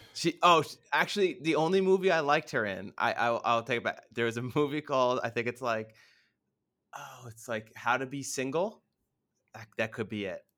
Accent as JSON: {"language": "English", "country": "United States", "said": "being an American"}